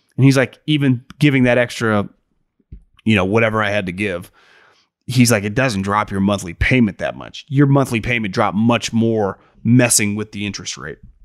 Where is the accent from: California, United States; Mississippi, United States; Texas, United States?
California, United States; Northern; I'm born and raised in Northern California